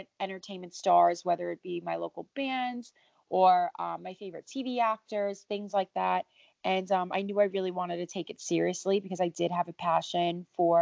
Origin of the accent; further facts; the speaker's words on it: New York City, New York, United States; I'm 25 years old, born and raised in New York City. Still based in New York now